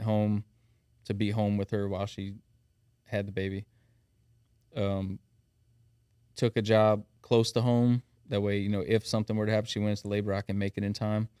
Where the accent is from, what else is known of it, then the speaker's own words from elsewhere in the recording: South Louisiana, United States; accent: thick South Louisiana; now in Thibodaux, United States; born and raised in Shreveport. We're operating out of Thibodeau now